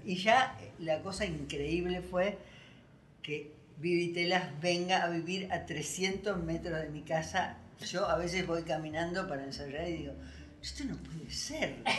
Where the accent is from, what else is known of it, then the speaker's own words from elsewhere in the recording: Buenos Aires, Argentina; moved away as an adult; Nací en Corrientes y Libertad.